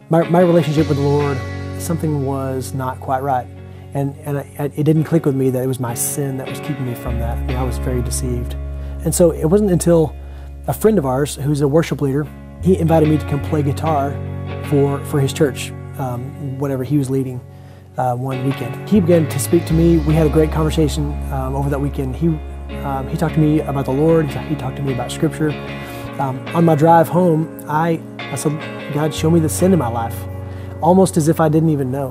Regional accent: Longview, United States; I'm from Longview.

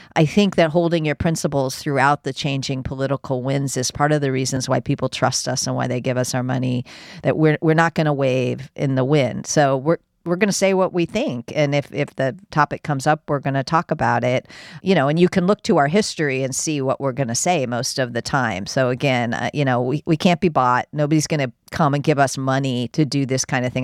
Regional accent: United States; I'm an American

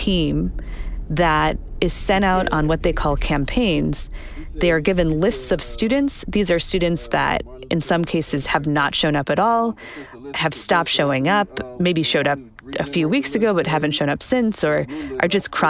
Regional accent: Sacramento, California, United States; in Sacramento, which is my hometown

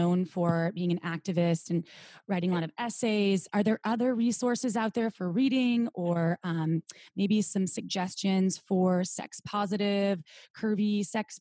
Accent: Wisconsin, United States; also born or lived in Israel; I grew up in Wisconsin

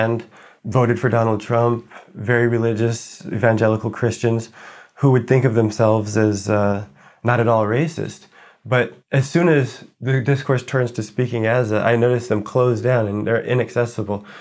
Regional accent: United States; moved away as an adult; now in Paris, France; I'm American

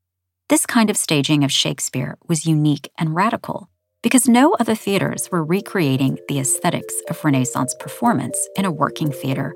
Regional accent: United States; now in United Kingdom; Partly it's because I'm American and I've lived in Britain for 27 years. And so my accent and my pronunciations kind of oscillate between the two.

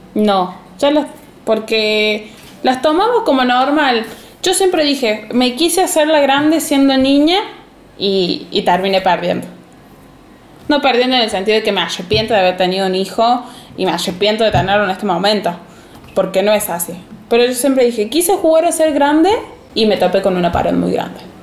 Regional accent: Villa Dolores, Córdoba, Argentina; de Villa Dolores, Córdoba

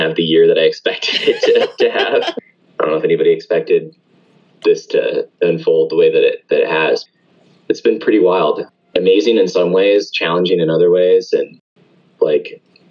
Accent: Atlanta, Georgia, United States; I grew up here locally in Atlanta

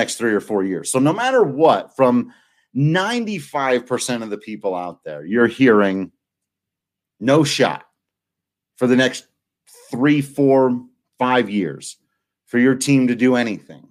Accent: Colorado, United States; born or raised there

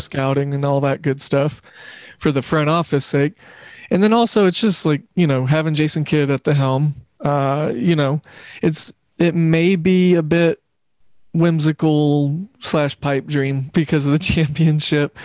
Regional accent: Oklahoma City, Oklahoma, United States; I grew up in Oklahoma City where we didn't have a professional team until, you know, my freshman, almost sophomore year of high school, where the Thunder came along

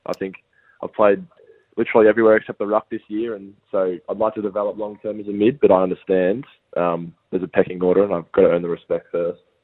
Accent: Bendigo, Victoria, Australia; also born or lived in Melbourne; so I'm from Bendigo, Victoria, um, and yeah, I've I've lived in this same house as my dad and his dad.

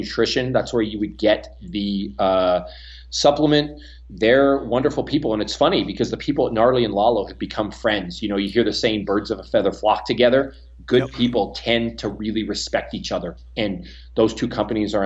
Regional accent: Canada; accent: Canadian; now in United States; my Canadian accent.

